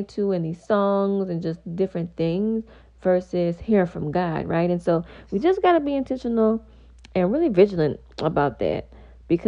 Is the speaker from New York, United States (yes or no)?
no; Louisiana, United States; I am from Louisiana